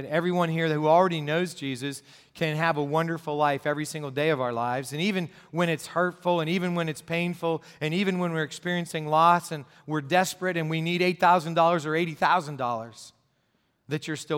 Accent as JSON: {"language": "English", "town": "Gipsy", "region": "Pennsylvania", "country": "United States", "tie": "born or raised there", "said": "I grew up in Gypsy, Pennsylvania, a place that makes Bedford Falls look like New York City"}